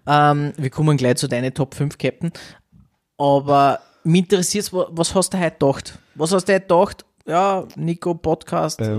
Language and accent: German; Austria; bei uns in Österreich